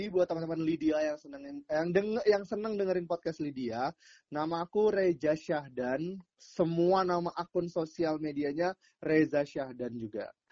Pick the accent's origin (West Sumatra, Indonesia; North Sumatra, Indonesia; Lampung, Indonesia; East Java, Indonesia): North Sumatra, Indonesia; Belawan; melihat uh, warga Belawan, warga kampungku